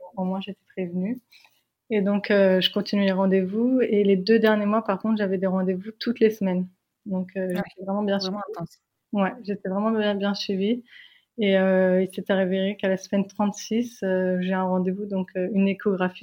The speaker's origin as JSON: {"language": "French", "country": "France", "said": "nous, on est française."}